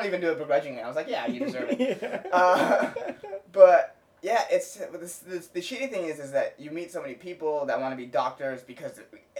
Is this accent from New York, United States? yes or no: no; Cupertino, California, United States; also born or lived in San Diego; because I grew up in Cupertino, which is, like, a heavily Asian immigrant population.